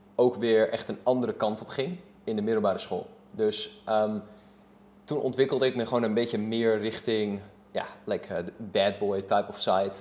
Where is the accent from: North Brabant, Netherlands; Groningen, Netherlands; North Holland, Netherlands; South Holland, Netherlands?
North Holland, Netherlands; Haarlem; ik ben gewoon opgegroeid in Sampert Zuid